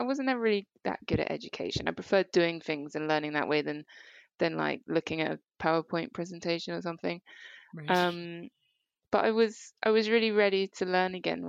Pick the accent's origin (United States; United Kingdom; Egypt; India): United Kingdom; Horsham, South East England; now in Dorking, United Kingdom; I grew up in Horsham, which is not far.